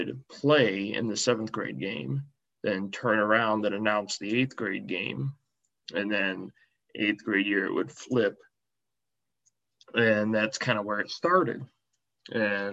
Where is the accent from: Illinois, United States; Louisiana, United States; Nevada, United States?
Illinois, United States; Metamora; I'm from Central Illinois, and I went to junior high school at St. Mary's in Metamora, Illinois